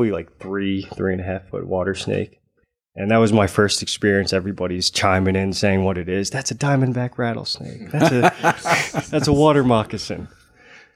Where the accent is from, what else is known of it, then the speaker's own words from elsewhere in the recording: Southern New Jersey, United States; I'm from Southern New Jersey